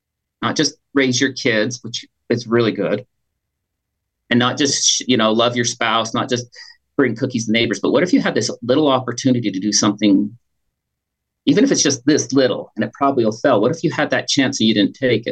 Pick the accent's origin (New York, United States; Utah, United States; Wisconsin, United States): Utah, United States; Pleasant Grove; also born or lived in Green River, Wyoming / Logan, Utah; We moved from Green River, Wyoming to Pleasant Grove there in Utah County.